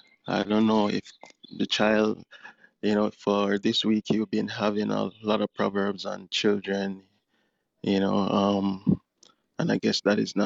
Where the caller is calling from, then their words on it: Jamaica; from Jamaica.